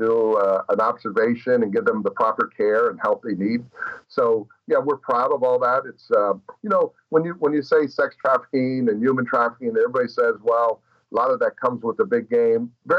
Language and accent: English; Miami, Florida, United States; It's my hometown. I'm born and raised here.